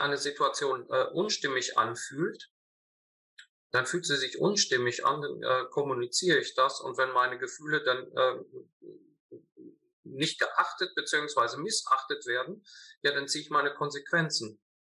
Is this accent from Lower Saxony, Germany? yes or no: no; North Rhine-Westphalia, Germany; Ich komme zwar äh, aus Ostwestfalen